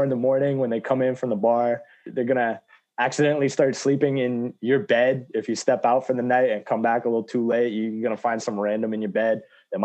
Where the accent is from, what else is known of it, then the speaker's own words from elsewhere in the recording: England, United Kingdom; I'm from England